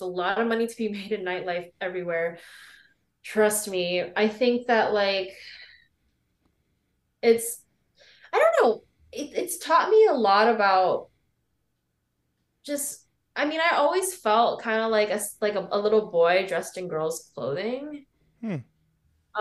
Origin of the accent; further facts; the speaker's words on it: State College, Pennsylvania, United States; I grew up in State College, Pennsylvania